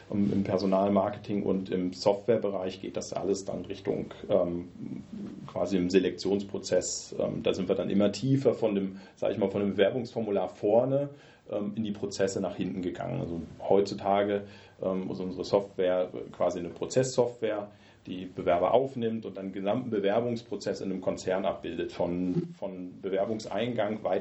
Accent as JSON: {"language": "German", "town": "Osnabrück", "region": "Lower Saxony", "country": "Germany", "lives_now": "Gießen, Germany", "said": "ich komme ursprünglich aus Osnabrück, das ist so Südniedersachsen, geografische Einordnung, bin 93 äh, aufgrund Studiums äh, nach Gießen gekommen, habe Physik studiert hier in Gießen"}